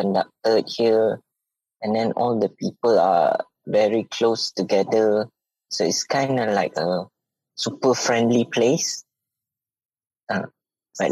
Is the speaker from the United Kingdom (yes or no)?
no; Ipoh, Perak, Malaysia; Growing up in Ipoh